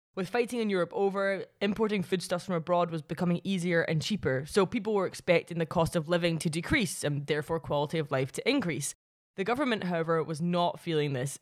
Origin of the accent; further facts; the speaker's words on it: Paisley, Scotland, United Kingdom; my hometown of Paisley